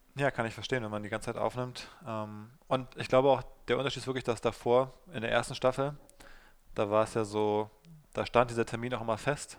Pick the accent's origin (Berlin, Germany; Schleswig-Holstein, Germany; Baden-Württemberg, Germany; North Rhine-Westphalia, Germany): Berlin, Germany; zum einen komme ich ja aus dem Südosten von Berlin, wo ich aufgewachsen bin